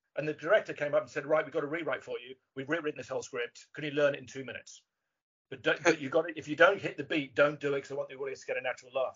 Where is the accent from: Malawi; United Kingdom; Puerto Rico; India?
United Kingdom; England; being English